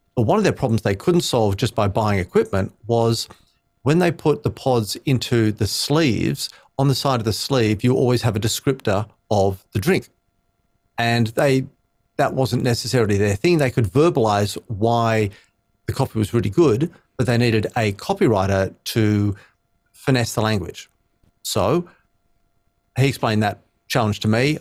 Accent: Sydney, New South Wales, Australia; I grew up in Sydney, so, uh, Aussie born and bred

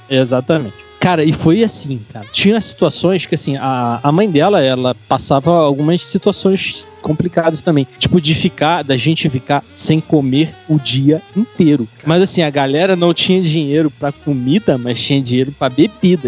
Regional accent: Rio de Janeiro, Brazil; moved away as an adult; also born or lived in Cabo Frio; now in São Paulo, Brazil; eu sou original do Rio de Janeiro, fui morar no interior do Rio de Janeiro, em Cabo Frio, mas para ser exato, eu vim para São Paulo para trabalhar

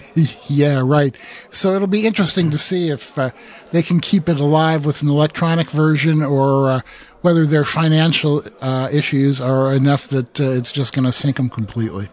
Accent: Iowa, United States; I'm from Iowa, where uh, I, we can't pronounce anything.

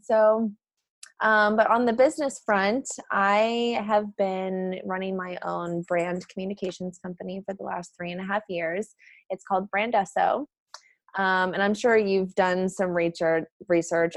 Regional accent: St. Charles, Missouri, United States; now in San Diego, United States; I am originally from St. Charles, Missouri

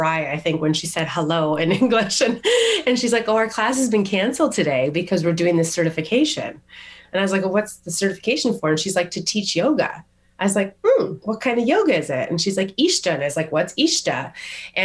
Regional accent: Calgary, Alberta, Canada; moved away; also born or lived in Toronto / Japan; back to Calgary, which is my hometown

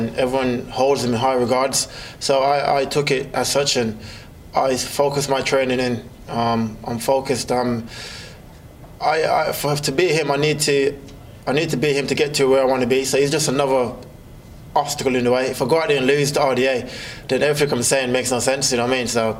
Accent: Birmingham, West Midlands, United Kingdom; also born or lived in Jamaica; from my hometown of Birmingham

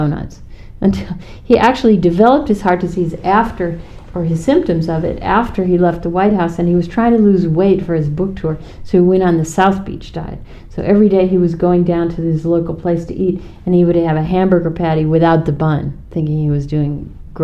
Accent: Ireland; I'm Irish

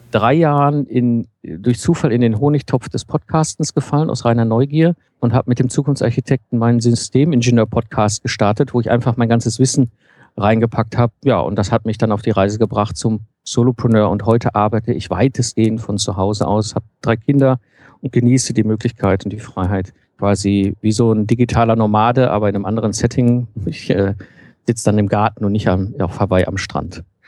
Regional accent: Ruhr area, North Rhine-Westphalia, Germany; now in Cologne, Germany; Ich komme ursprünglich aus dem Ruhrpott, bin so zwischen Kohle und Stahl aufgewachsen.

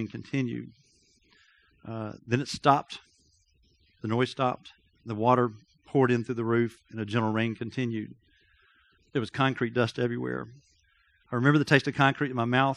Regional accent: Athens, Georgia, United States; I grew up in Athens, Georgia.

